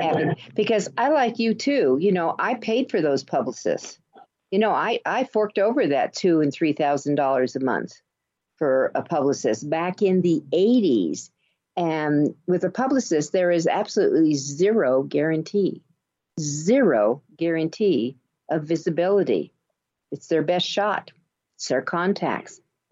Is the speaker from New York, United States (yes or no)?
yes; New York, United States; You know, I came from New York